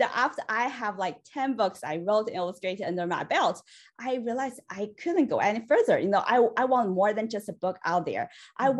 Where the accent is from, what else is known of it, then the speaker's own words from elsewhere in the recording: China; moved away as an adult; now in United States; I was born and raised in China